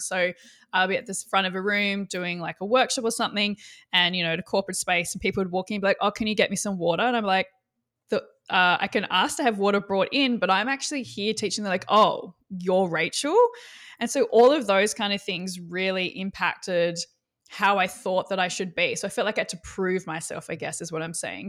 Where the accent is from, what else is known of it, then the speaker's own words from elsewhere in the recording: Australia; I'm Australian